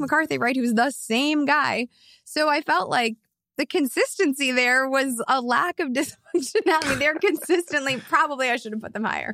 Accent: Chicago, Illinois, United States; growing up in Chicago

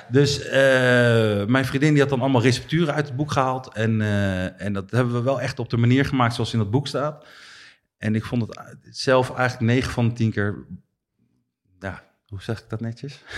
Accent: Netherlands; wij Nederlanders

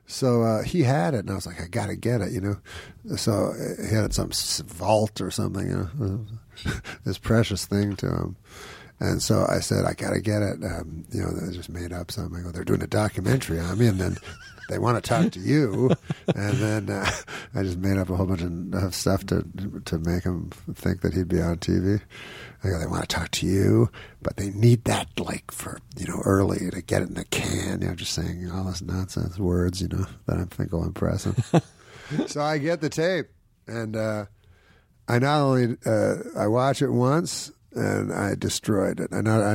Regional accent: Quebec City, Quebec, Canada

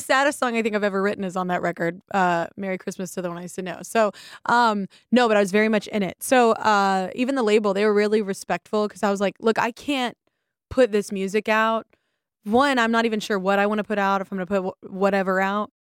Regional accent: the South, United States; moved away; I'm from the South and people don't generally go to therapy. They didn't when I lived there

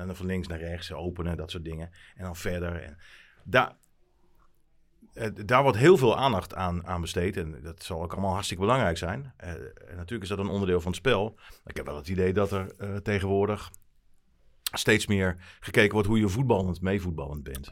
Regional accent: Emmen, Drenthe, Netherlands; ik ben geboren in Emmen

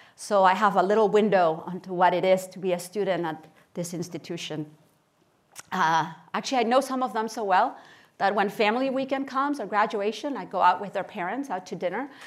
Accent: Barcelona, Catalonia, Spain; moved away as an adult; also born or lived in Kansas City, Missouri / Stanford, California; I was born in Barcelona, Spain, and I spent uh, my childhood and my teenage years there.

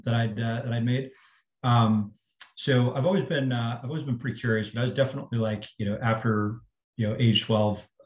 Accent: Northeast, United States; also born or lived in Boston; I grew up in the Northeast

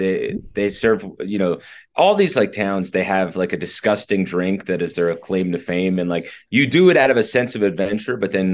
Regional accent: New Jersey, United States; I grew up in Jersey

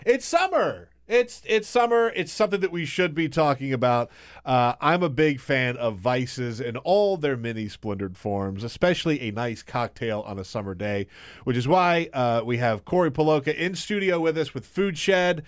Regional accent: South Carolina, United States; I grew up in South Carolina

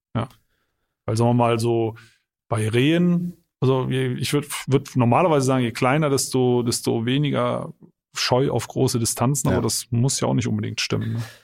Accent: Eifel, Germany; bei uns in der Eifel

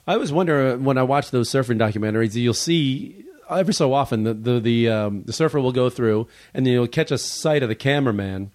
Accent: Chicago, Illinois, United States; now in Los Angeles, United States; I was from Chicago originally, and, or, uh, now I live in Los Angeles

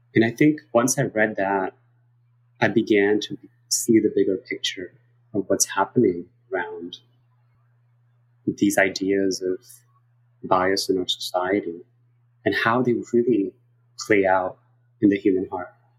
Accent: New York City, New York, United States; also born or lived in South Korea; I grew up in New York City to give everybody a little bit of context of who I am and went to public schools in New York and went to college here

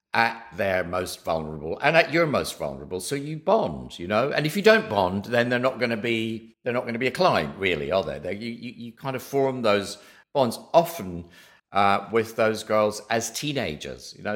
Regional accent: southwest of Scotland, United Kingdom; moved away; I grew up in a little village in the southwest of Scotland

